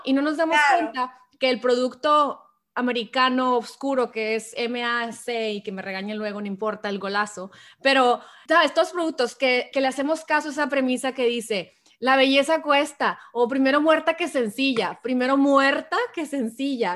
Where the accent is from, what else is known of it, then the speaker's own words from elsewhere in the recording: Hermosillo, Sonora, Mexico; moved away as an adult; now in San Diego, United States; yo que soy de Hermosillo originalmente, pero vivo aquí en San Diego hace 10 años ya casi